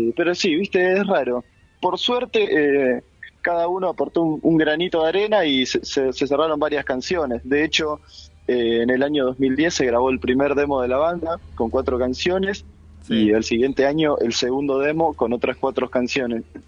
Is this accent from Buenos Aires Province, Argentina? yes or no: yes; Lanús, Buenos Aires Province, Argentina; somos de Lanús